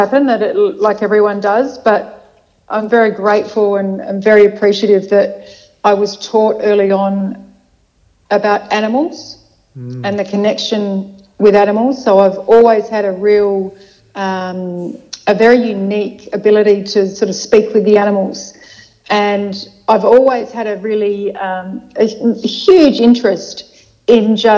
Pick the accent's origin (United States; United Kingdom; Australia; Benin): Australia; Adelaide, South Australia; moved away as an adult; now in Melbourne, Australia; I grew up over there. I came here for 2 years with the family travels for dad's work. And then back to Adelaide. So I've spent most of my formative years in Adelaide.